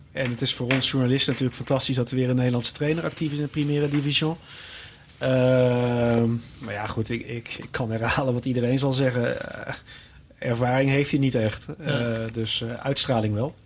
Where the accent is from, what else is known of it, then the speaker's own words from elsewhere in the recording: Tilburg, North Brabant, Netherlands; mijn clubje waar ik vandaan kom. Eh, Tilburg bij Willem II